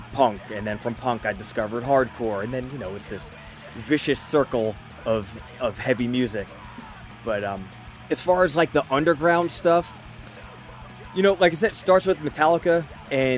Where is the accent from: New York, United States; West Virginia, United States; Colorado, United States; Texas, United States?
New York, United States; Smithtown; also born or lived in Patchogue; now in Huntington, United States; I was born in Smithtown, went to high school and middle school and elementary school, all in Smithtown.